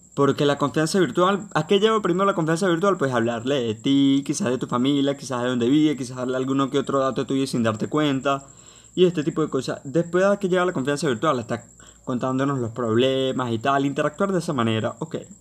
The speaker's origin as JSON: {"language": "Spanish", "country": "Venezuela", "said": "en mi país, en Venezuela"}